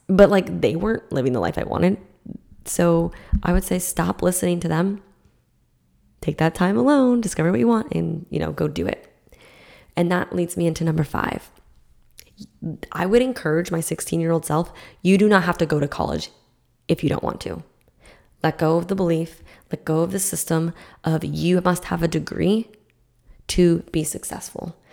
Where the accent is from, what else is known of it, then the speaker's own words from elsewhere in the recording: Massachusetts, United States; now in Florida, United States; So I grew up in Massachusetts